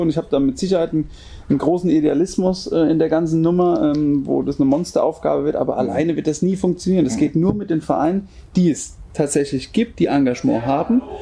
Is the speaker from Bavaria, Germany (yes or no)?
yes; Obernburg, Bavaria, Germany; Bin halt einfach auch hier in einem familiären Umfeld groß geworden in Obernburg